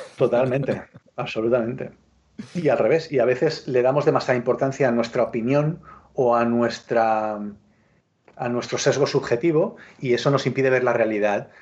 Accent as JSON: {"language": "Spanish", "town": "L'Hospitalet de Llobregat", "region": "Catalonia", "country": "Spain", "said": "yo soy de Hospitalet, o sea, Hospitalet Hospitalet es una ciudad satélite, de, satelital, es una ciudad satelital de Barcelona"}